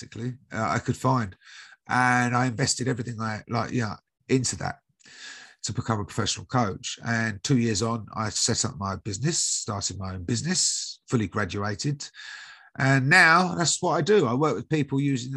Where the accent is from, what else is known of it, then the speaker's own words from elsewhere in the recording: United Kingdom; I'm from the UK, as you can probably guess by my accent.